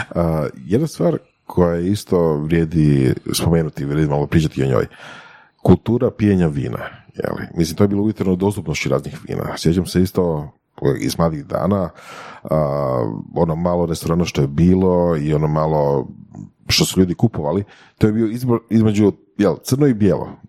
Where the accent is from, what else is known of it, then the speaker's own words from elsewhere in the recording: Slavonski Brod, Brod-Posavina County, Croatia; ja sam odrastao u Slavonskom brodu